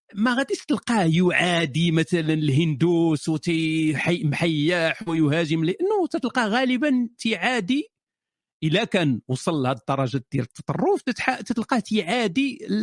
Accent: Morocco; انا كافر مغربي

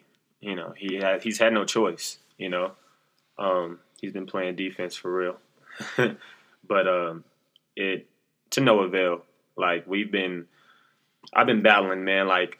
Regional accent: Oklahoma City, Oklahoma, United States; also born or lived in New York / Texas; I'm from Oklahoma City, the south side of Oklahoma and the east side, went back and forth. I moved from New York to Oklahoma. I stayed in New York for about 4 or 5 years, came to Oklahoma, then went to Texas and came back to Oklahoma.

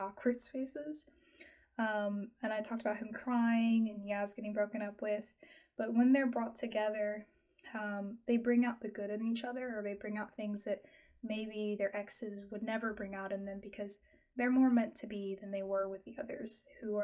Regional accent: United States; I'm American

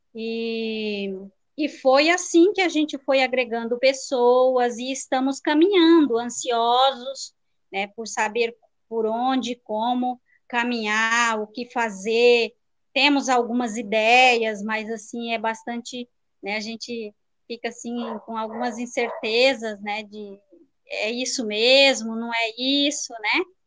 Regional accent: Rio Negro, Paraná, Brazil; moved away; esse ano eu vim morar em Rio Negro, né? Que é a terra onde eu nasci

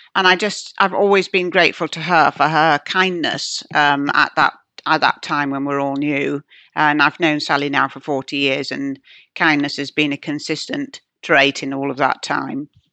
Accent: Yorkshire and the Humber, United Kingdom; moved away; I come from Yorkshire. My father's still there.

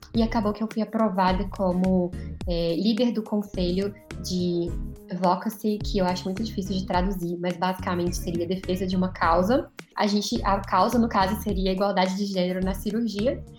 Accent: Belo Horizonte, Minas Gerais, Brazil; eu sou de BH

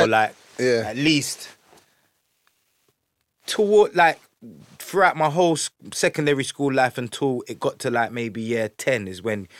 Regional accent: London, United Kingdom; Obviously, you know where I'm from. I'm from Tottenham. I grew up in Tottenham.

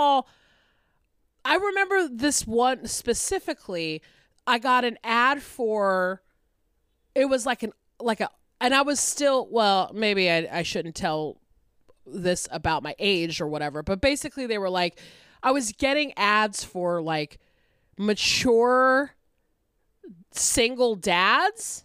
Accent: Atlanta, Georgia, United States; my hometown paper, the Atlanta Journal Constitution

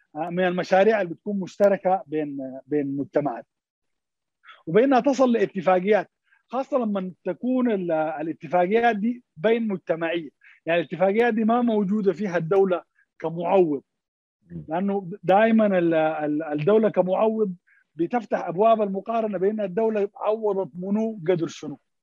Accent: Sudan; عندنا في السودان

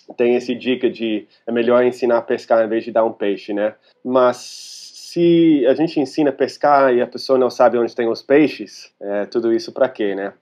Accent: California, United States; Portuguese is a second language; moved away as an adult; also born or lived in Rio de Janeiro, Brazil; eu sou americano, eu sou da Califórnia.

